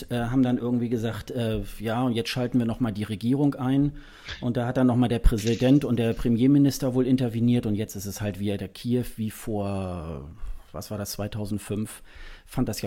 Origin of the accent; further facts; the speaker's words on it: Hamburg area, Germany; also born or lived in Hildesheim; ist eigentlich meine Geburtsstadt, ich bin da geboren und so die ersten zwei Jahre meines Lebens bin ich da sozusagen habe ich da gelebt mit meinen Eltern. Wir sind dann irgendwie in die Nähe von Hamburg dann gezogen.